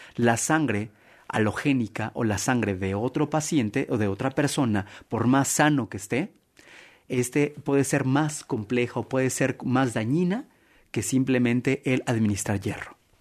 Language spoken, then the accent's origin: Spanish; Mexico; como buen mexicano